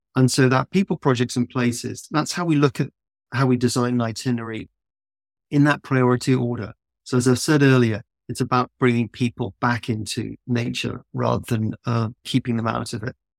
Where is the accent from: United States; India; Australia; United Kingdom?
United Kingdom; south of England; also born or lived in London; I grew up in the countryside in the south of England